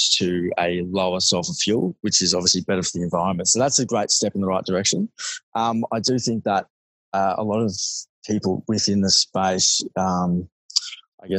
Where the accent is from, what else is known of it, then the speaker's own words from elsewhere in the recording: Melbourne, Victoria, Australia; I grew up in Melbourne, obviously studied at school, didn't do too well, unfortunately